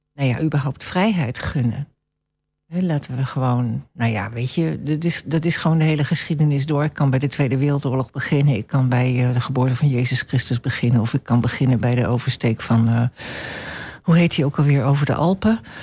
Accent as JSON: {"language": "Dutch", "country": "Venezuela", "tie": "born or raised there", "moved": "yes", "lives_now": "Almelo, Netherlands", "said": "ik ben opgegroeid in Venezuela"}